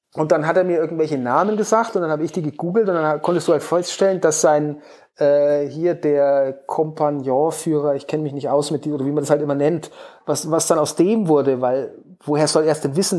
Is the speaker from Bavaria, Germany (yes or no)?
yes; Hof, Bavaria, Germany; in meiner Heimatstadt in Hof. Meine Eltern leben hier auch